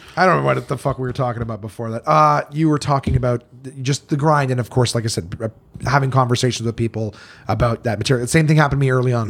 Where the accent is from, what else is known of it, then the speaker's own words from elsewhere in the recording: Canada; growing up in Canada